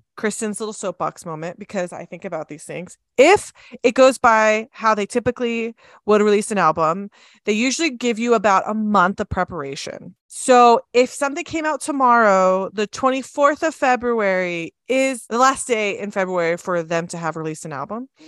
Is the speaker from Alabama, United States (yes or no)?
no; Southern California, United States; now in Utah, United States; I grew up in Southern California